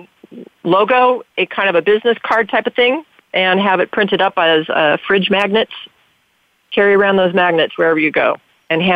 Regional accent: Santa Clarita, California, United States; in my hometown of Santa Clarita, I was voted best PI

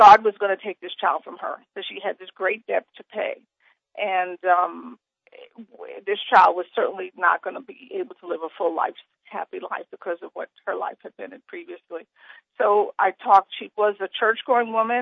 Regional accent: New York City, New York, United States; I grew up poor in Brooklyn in a project

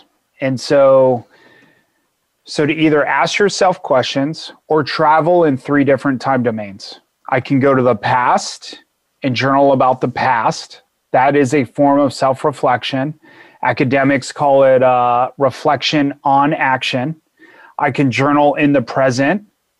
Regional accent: California, United States; Like I grew up in Southern California and my mom and I had great times.

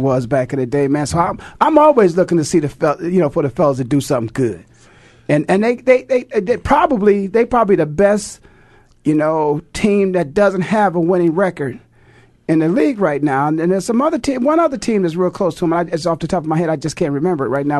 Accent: Midwest, United States; now in Phoenix, United States; back where I grew up at in the Midwest

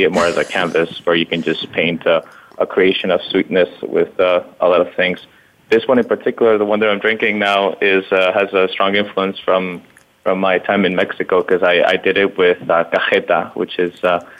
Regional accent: Spain; now in New York City, United States; So I'm originally from Spain, and this coffee is very typical there.

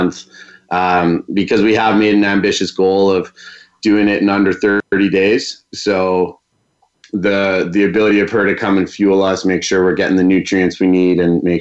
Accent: Vancouver, British Columbia, Canada; I'm born and raised in Vancouver, BC

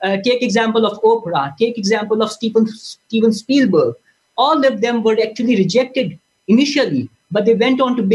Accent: Pakistan; as a Pakistani nation

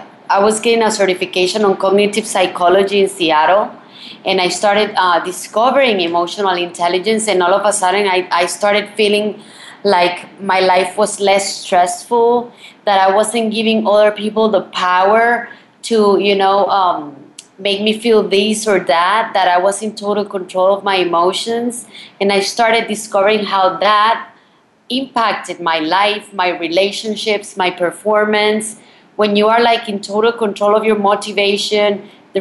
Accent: Colombia; moved away; also born or lived in Miami, United States; I'm actually from Colombia.

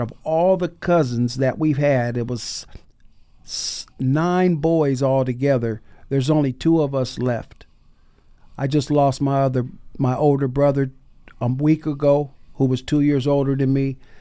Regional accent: Bay Area, California, United States; now in Seattle, United States; when I was growing up in the Bay Area

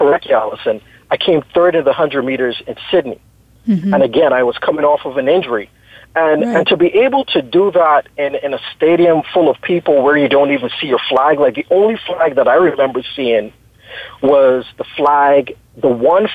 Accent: Barbados; now in Texas, United States; I am originally from Barbados. Everyone knows Barbados now as the tourist destination

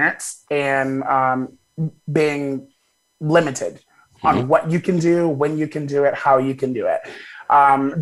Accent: Wichita, Kansas, United States; also born or lived in Arkadelphia, Arkansas; we moved from there when I believe I was six or seven, to Wichita, Kansas. And so that's, you know, that's where I've gone to school. That's where I've grown up

